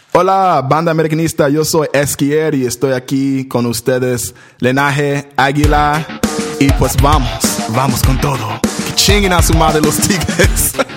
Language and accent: Spanish; San Diego, California, United States; also born or lived in Detroit, Michigan; nací en Detroit, Michigan. Mudé a cuando tenía, cuando tenía nueve años, mudé a San Diego, California